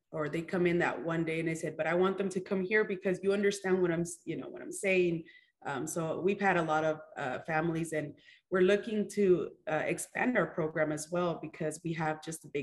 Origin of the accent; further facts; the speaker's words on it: California, United States; moved away; I'm from California.